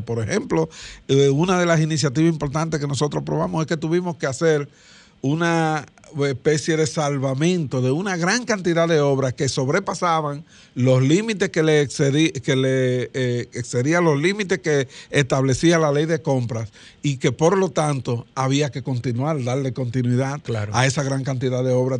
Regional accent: Dominican Republic; la pandemia que vivíamos los dominicanos y dominicanas

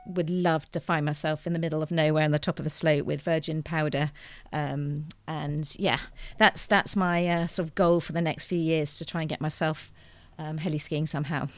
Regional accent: United Kingdom; I'm very British in my upbringing, um, was brought up in the countryside

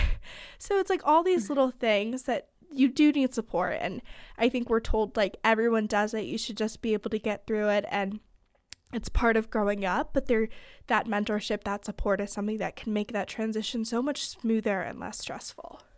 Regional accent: California, United States; moved away as an adult; now in Pennsylvania, United States; I'm from California, but I go to school in Pennsylvania

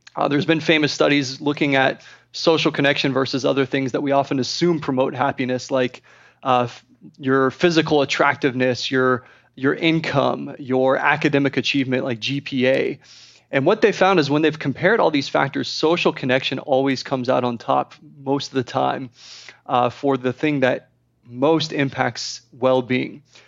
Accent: Texas, United States; I'm from Texas

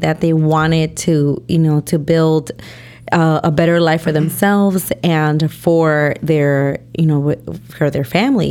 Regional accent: Taxco, Guerrero, Mexico; You know, we're from Guerrero, Tasco Guerrero, you know

